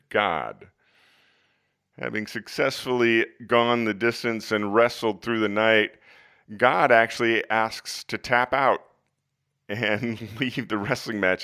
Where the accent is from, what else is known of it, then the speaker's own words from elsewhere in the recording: Iowa, United States; Growing up in Iowa